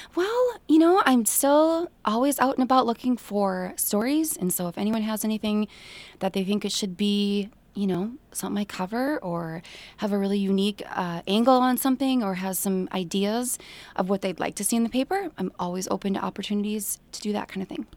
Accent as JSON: {"language": "English", "town": "Staples", "region": "Minnesota", "country": "United States", "tie": "born or raised there", "said": "I grew up in Staples"}